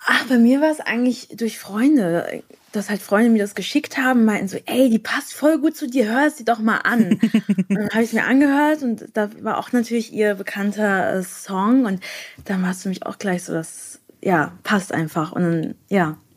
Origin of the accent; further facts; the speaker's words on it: near Frankfurt, Hesse, Germany; ich komme aus der Nähe von Frankfurt